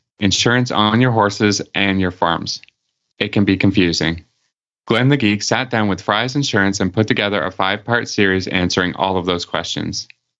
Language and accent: English; Canada; because I'm Canadian